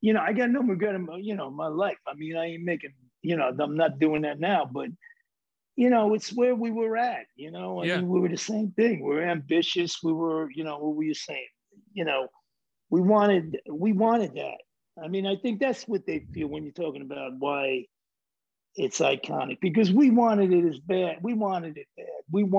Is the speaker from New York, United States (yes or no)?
yes; New York City, New York, United States; I'm from New York, bro.